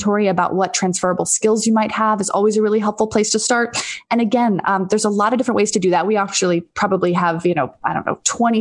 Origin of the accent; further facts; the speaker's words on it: D.C., District of Columbia, United States; also born or lived in Dallas, Texas; I was born in Dallas, Texas, but mostly grew up outside of Washington, D.C.